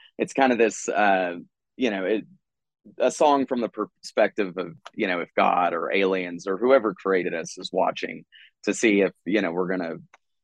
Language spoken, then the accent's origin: English; Texas, United States; I'm coming from Texas